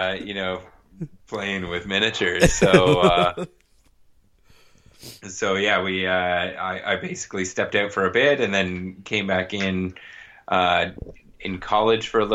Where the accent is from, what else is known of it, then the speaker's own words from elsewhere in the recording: Toronto, Ontario, Canada; moved away as an adult; also born or lived in West Coast, Canada; I'm originally from Ontario, Canada, from the Toronto area. I mean, moved out to the West Coast and about 10 years ago